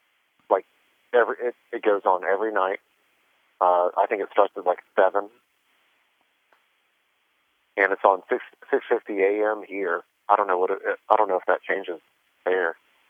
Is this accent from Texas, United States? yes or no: yes; Texas, United States; moved away as an adult; now in Nashville, United States; I'm a Texan.